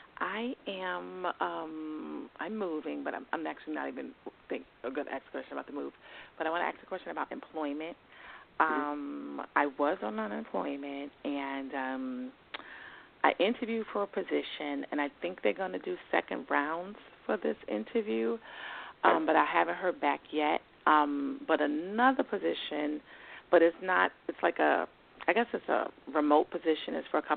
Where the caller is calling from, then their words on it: New York, United States; Hi, this is … calling from New York.